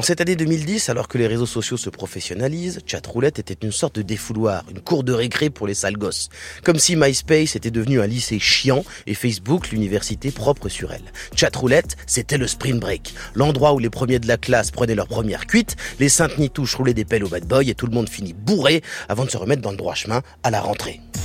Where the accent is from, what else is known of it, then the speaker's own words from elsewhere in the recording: France; chez nous en France